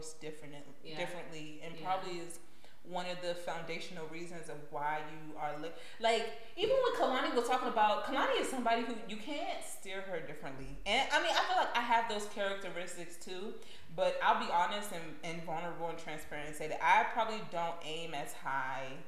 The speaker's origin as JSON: {"language": "English", "country": "United States", "tie": "born or raised there", "said": "born and raised in the States"}